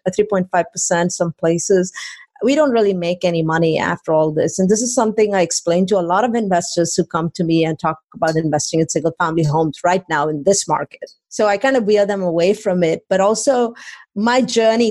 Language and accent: English; India; moved away as an adult; also born or lived in College Station, Texas; now in Austin, United States; I came from India 23 years ago now